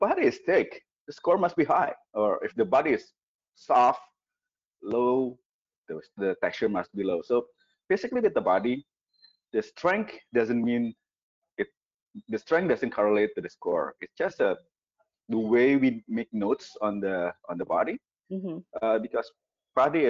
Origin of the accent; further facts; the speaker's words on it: Indonesia; I came from Indonesia, where we actually grew coffee